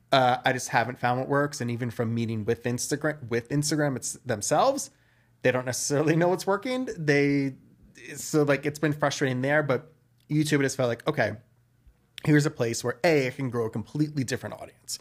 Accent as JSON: {"language": "English", "area": "Westchester", "region": "New York", "country": "United States", "tie": "born or raised there", "also_born_or_lived": "Brooklyn, New York", "lives_now": "New York City, United States", "said": "so I was born in Brooklyn. I grew up in Westchester, which, if you guys don't know, it is just north of the city"}